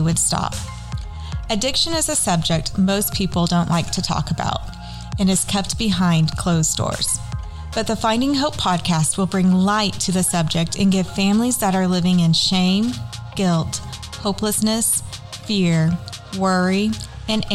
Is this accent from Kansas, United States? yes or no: yes; Derby, Kansas, United States; Derby, Kansas, which is my hometown